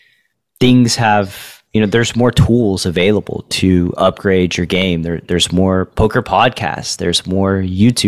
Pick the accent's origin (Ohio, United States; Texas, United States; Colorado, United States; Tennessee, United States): Tennessee, United States; moved away as an adult; my home state